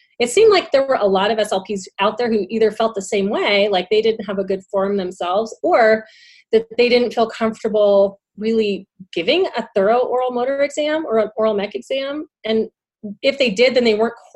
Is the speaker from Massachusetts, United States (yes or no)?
no; Southern California, United States; I'm originally from Southern California. And so I went to Cal State Fullerton in Orange County. So it's a commuter school. So I didn't live there. I kind of commuted every day